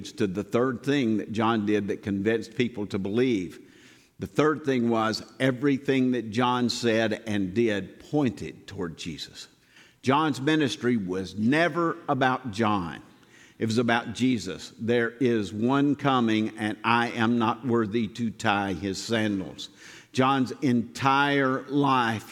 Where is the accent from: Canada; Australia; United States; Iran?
United States; Southern; accent: heavy Southern; my heavy Southern accent